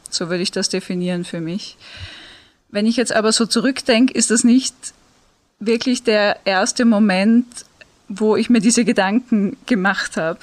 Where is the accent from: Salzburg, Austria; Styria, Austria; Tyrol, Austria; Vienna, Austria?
Vienna, Austria; moved away; ich bin ursprünglich aus Wien, das heißt, ich habe ein bisschen einen Dialekt